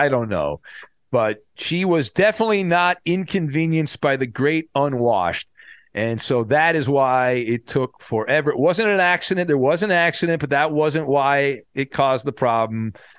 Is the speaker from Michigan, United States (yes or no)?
no; California, United States; I remember when I was a kid, I was growing up in Orange County, and we were surrounded by two military bases.